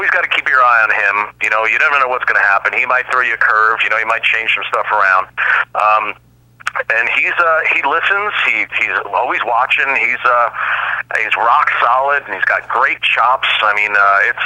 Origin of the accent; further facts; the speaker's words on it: Long Island, New York, United States; I grew up in Long Island in New York